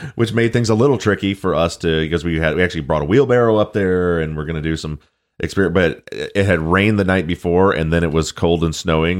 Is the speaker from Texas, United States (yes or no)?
no; Michigan, United States; I'm from Michigan